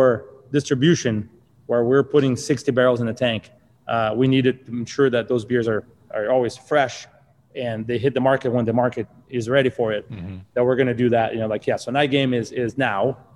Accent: Brazil; moved away; I'm from Brazil originally.

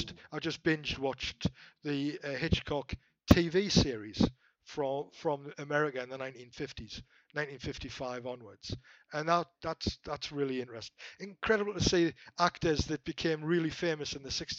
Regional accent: Newcastle upon Tyne, North East England, United Kingdom; I'm a Geordie.

